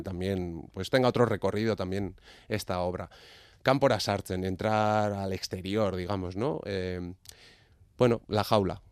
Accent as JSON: {"language": "Spanish", "town": "Legorreta", "region": "Basque Country", "country": "Spain", "tie": "born or raised there", "said": "nací en Legorreta"}